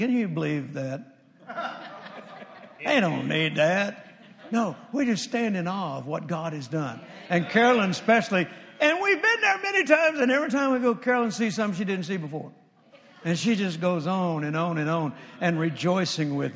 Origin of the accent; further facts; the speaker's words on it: the South, United States; I grew up in the South.